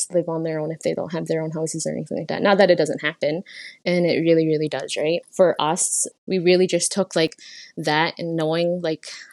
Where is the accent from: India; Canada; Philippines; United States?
Canada; Six Nations of the Grand River, Ontario; also born or lived in London, Ontario / Brantford, Ontario; I'm from the Onondaga Nation, but I've come from the Haudenosaunee people